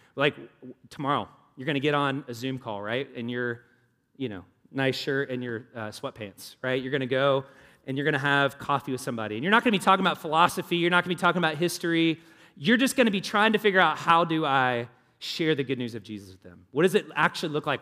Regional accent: the South, United States; now in Indianapolis, United States; I grew up in the South.

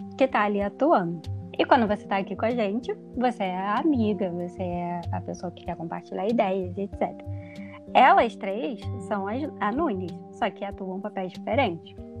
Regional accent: Rio de Janeiro, Brazil; now in Belo Horizonte, Brazil; sou carioca, como a Joyce disse que estou atualmente morando em Belo Horizonte

